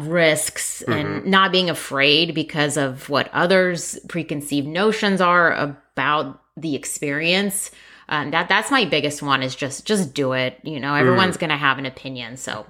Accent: Seattle, Washington, United States; English is a second language; I always say American sayings wrong. But we came from Seattle.

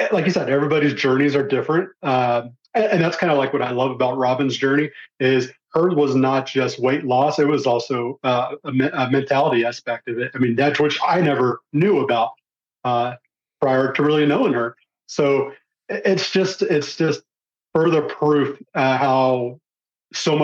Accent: Texas, United States; I'm from Texas, not too far away

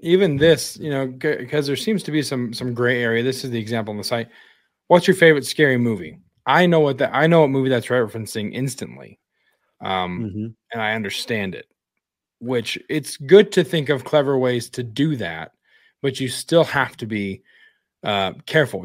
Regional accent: Wyoming, United States; my hometown in Wyoming.

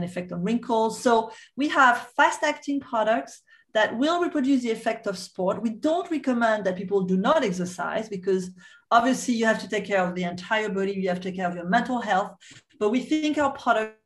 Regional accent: Corsica, France; we are from the Mediterranean part of the world, from an island called the Corsica.

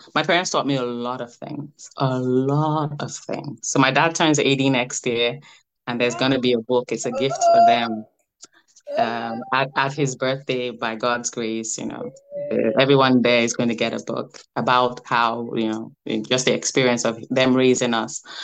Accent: Lagos, Nigeria; now in United States; I was born in Lagos in the 80s.

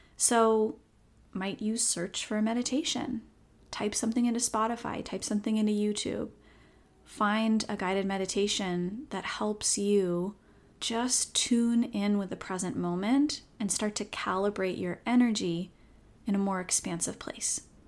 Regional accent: Seattle, Washington, United States; I'm born and raised in Seattle, but have lived elsewhere at different points in my life

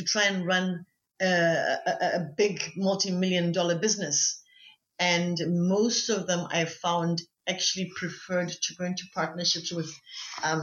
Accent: Orapa, Central District, Botswana; also born or lived in Maun, Botswana; I was born in Maung and I was raised, I went to school in Orapa.

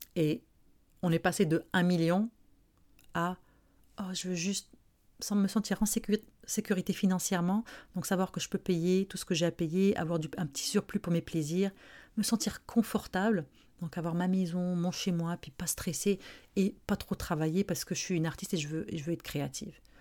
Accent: Morocco; now in Montreal, Canada; je suis marocaine, j'ai grandi au Maroc

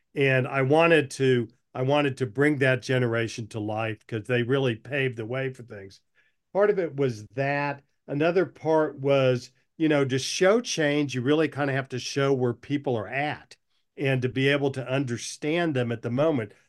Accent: Oklahoma, United States; moved away; also born or lived in Durham, North Carolina / Washington, D.C.; I'd been a basketball fan growing up in Oklahoma as a kid.

